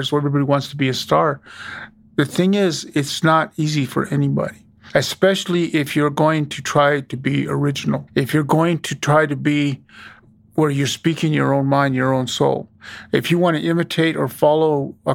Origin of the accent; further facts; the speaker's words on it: Wyoming, United States; growing up in Wyoming was torturous